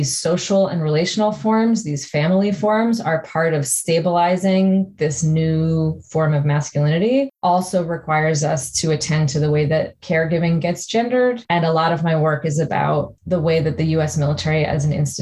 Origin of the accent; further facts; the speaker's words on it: New York, United States; moved away as an adult; now in Canada; I grew up in New York and I had already moved to Canada.